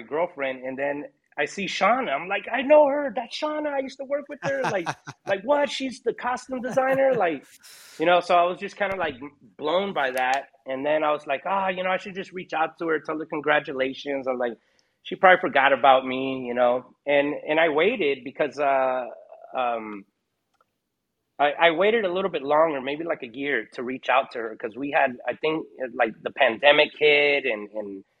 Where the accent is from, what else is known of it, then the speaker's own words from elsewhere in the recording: Hawaii, United States; I was born in Hawaii.